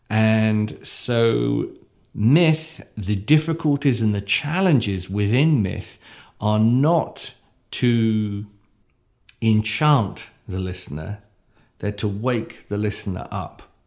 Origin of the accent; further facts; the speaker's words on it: United Kingdom; me as a, as a, as a British person